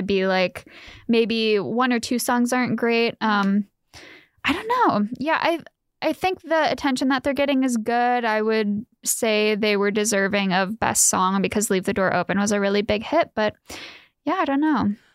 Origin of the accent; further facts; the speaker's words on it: Ohio, United States; moved away as an adult; now in Fullerton, United States; I am from the Yeehaw town of Ohio